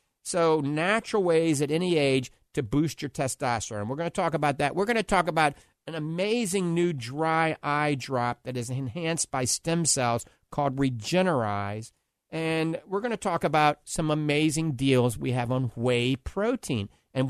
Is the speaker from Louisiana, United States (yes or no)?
yes; New Orleans, Louisiana, United States; now in Florida, United States; I'm a Florida boy also. Actually, I grew up and born in New Orleans, but a NOLA boy.